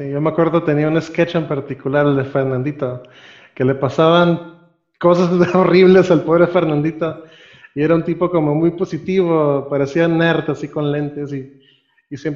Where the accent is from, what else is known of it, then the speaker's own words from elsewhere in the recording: Costa Rica; also born or lived in Nicaragua; now in Mexico; yo no soy realmente mexicano, yo nací en Centroamérica, yo soy costarricense